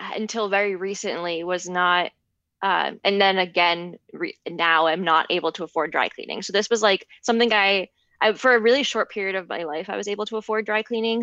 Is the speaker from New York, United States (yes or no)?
yes; Larchmont, New York, United States; the store in my hometown